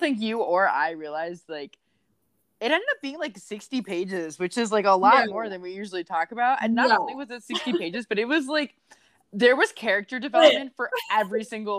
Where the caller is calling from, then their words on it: Bettendorf, Iowa, United States; I am joining from the Quad Cities today, Bettendorf specifically.